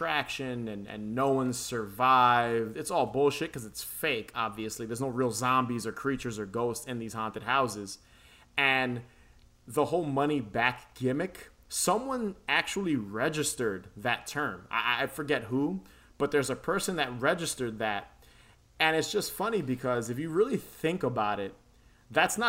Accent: New York City, New York, United States; I grew up in the Bronx and Queens

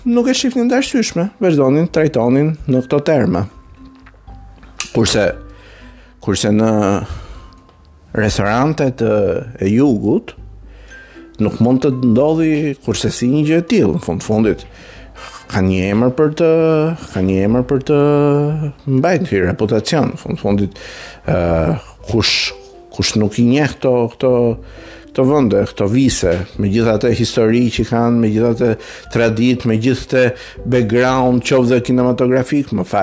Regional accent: Albania; jam shqiptare

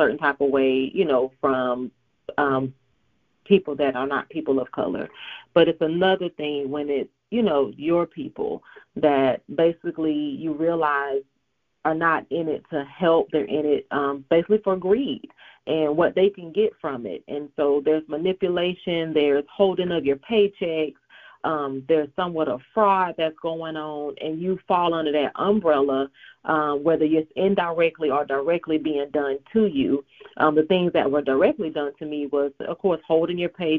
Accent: Augusta, Georgia, United States; I am from Augusta, Georgia, born and raised, a military brat, but I kind of got settled in Augusta, Georgia at 11, so I can say that I am from Augusta, Georgia

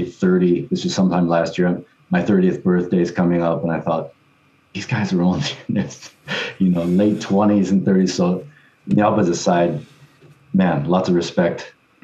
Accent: Detroit, Michigan, United States; moved away as an adult; also born or lived in Osaka, Japan; I'm from Michigan, from Detroit, Michigan.

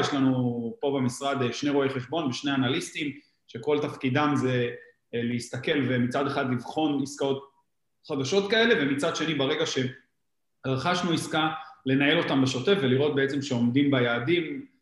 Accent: Givatayim, Tel Aviv District, Israel; אנחנו ילידי גבעתיים

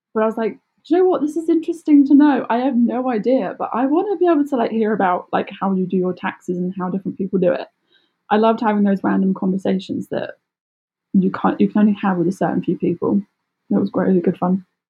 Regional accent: Surrey, South East England, United Kingdom; I'm from Surrey, which is south of London.

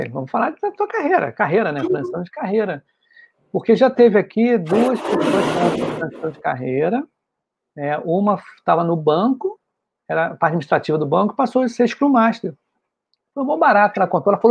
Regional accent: São Paulo, Brazil; eu sou de São Paulo, capital, aqui capital. da Moca.

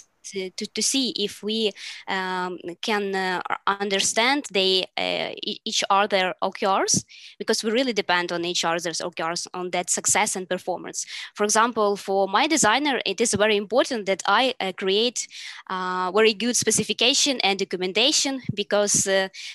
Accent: Ukraine; I am product manager from Ukraine

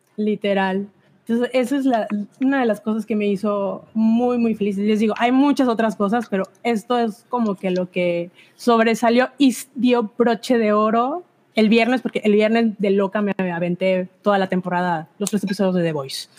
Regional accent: Veracruz, Mexico; yo no soy de Jalapa, yo soy del puerto

